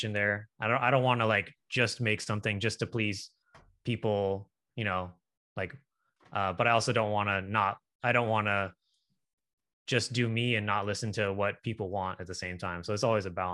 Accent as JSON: {"language": "English", "town": "Sacramento", "region": "California", "country": "United States", "moved": "as an adult", "lives_now": "Atlanta, United States", "said": "I'm from Sacramento, California, but I actually live in Atlanta."}